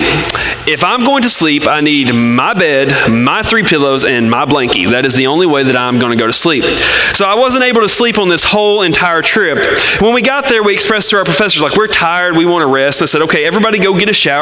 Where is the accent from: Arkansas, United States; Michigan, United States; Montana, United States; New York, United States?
Arkansas, United States; I'm from Arkansas